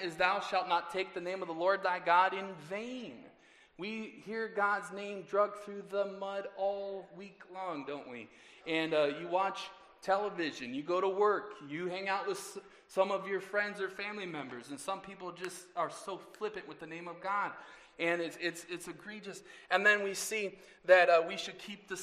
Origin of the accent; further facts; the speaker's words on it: 44th and Hampton, 70th and Lisbon, 25th and Wisconsin, United States; I grew up on 44th in Hampton, 70th in Lisbon, 25th in Wisconsin